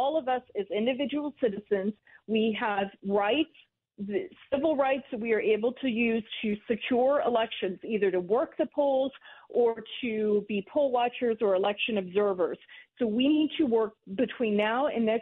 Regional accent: Georgia, United States; I'm from Georgia.

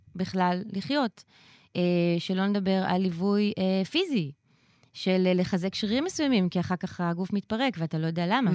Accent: Israel; אני באתי מישראל

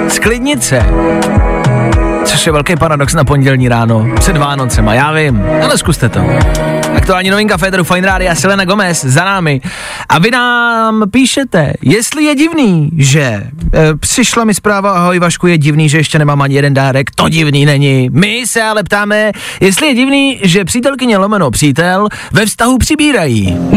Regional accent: Horní Bučice, Central Bohemian Region, Czechia; Horní Bučice u Čáslavy.

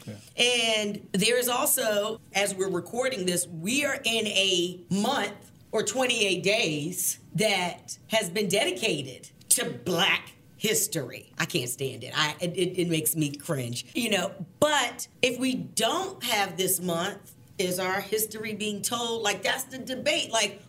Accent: Hampton, Virginia, United States; now in Richmond, United States; we're both from Virginia. I'm from Tidewater.

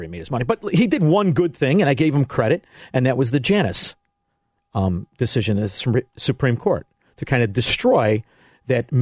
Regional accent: Melrose Park, Illinois, United States; now in Elmwood Park, United States; I grew up in Melrose Park. I live in Elmwood Park

